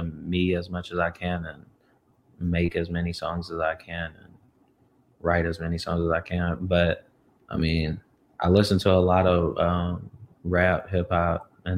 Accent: Louisville, Kentucky, United States; moved away as an adult; also born or lived in Chicago; I'm in my hometown, Louisville, Kentucky

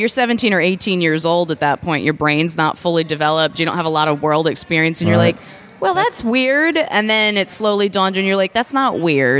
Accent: Freehold, New Jersey, United States; moved away as an adult; now in New Orleans, United States; I am from Freehold, New Jersey, proper … country.

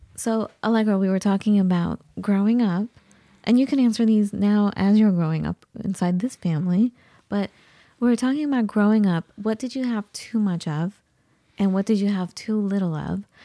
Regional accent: United States; also born or lived in Iran; growing up in the United States, I never got any kind of guidance for a college

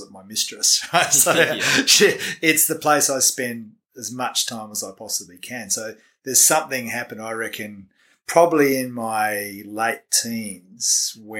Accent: Bridgetown, Western Australia, Australia; also born or lived in Dunsborough, Western Australia; now in New Zealand; I was born in a little town called Bridgetown, which is in the southwest of Western Australia

